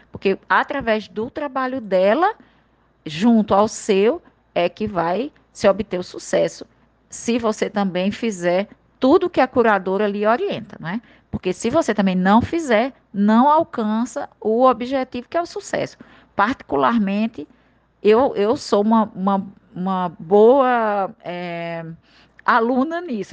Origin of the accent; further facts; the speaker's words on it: Princesa Isabel, Paraíba, Brazil; now in João Pessoa, Brazil; da minha terra lá do interior de Princesa